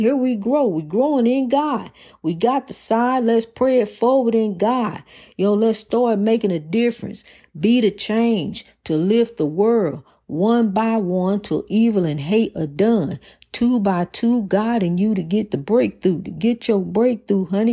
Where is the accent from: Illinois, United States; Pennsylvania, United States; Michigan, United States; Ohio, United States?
Illinois, United States; East St. Louis; my hometown of East Saint Louis, Washington Park